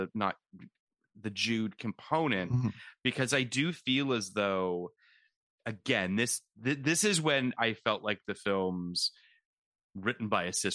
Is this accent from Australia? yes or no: no; Canada; now in United States; I am Canadian